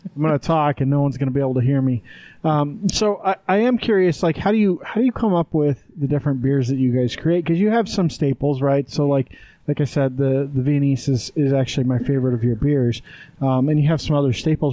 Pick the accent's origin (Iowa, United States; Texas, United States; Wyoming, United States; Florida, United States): Wyoming, United States; moved away; we grew up in Wyoming